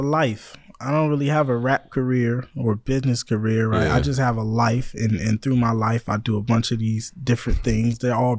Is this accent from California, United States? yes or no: yes; the Bay Area, California, United States; I'm actually from the Bay